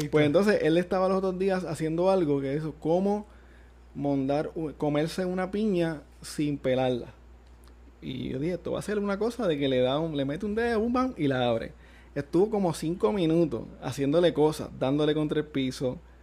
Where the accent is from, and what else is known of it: Gurabo, Puerto Rico